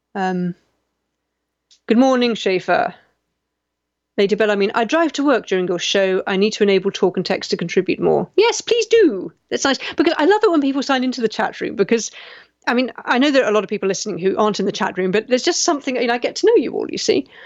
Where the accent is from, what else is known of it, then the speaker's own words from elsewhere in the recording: United Kingdom; I'm British